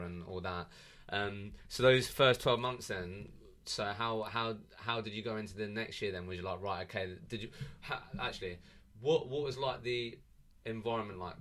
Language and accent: English; Eastbourne, South East England, United Kingdom; I'm from Eastbourne